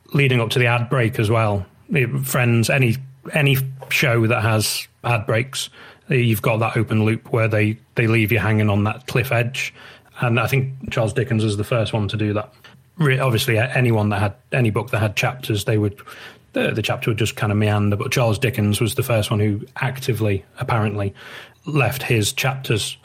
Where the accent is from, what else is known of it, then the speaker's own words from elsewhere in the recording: United Kingdom; I'm British